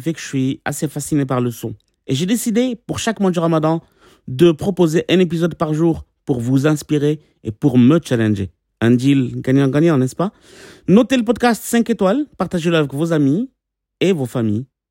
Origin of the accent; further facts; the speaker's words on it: south of France, France; je viens du sud de la France